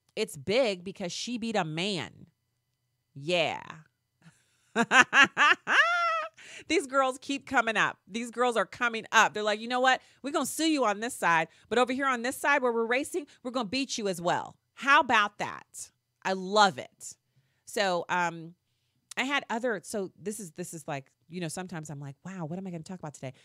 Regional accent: Missouri, United States; my home state

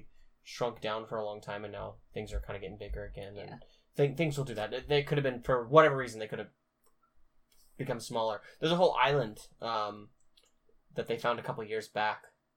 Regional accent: Pacific Northwest, United States; we're from the Pacific Northwest

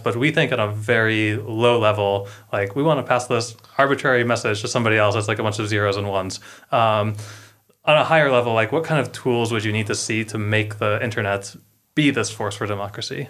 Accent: United States; we're both American

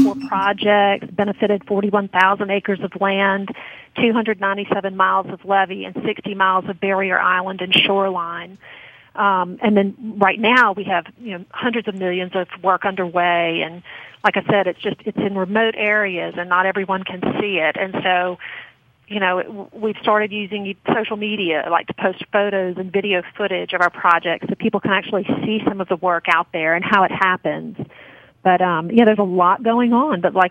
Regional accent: Baton Rouge, Louisiana, United States; I'm from Baton Rouge.

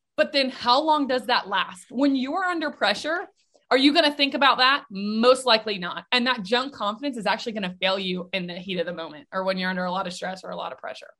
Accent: Nashville, Tennessee, United States; I'm actually born and raised in Nashville, Tennessee

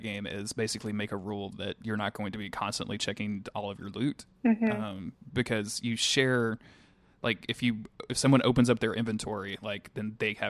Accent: the South, United States; accent: southern; because I stretch it out so bad with my stupid southern accent.

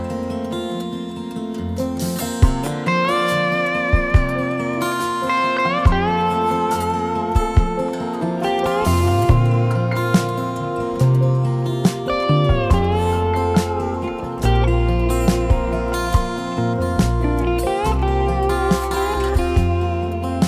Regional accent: the Northwest, Pacific Northwest, United States; also born or lived in California; I grew up here in the Northwest

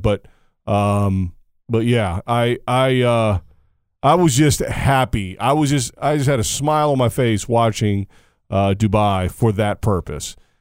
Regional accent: United States; as an American

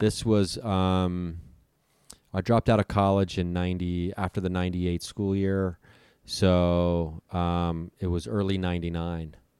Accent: Dayton, Ohio, United States; moved away as an adult; also born or lived in California; Dayton, Ohio, my hometown

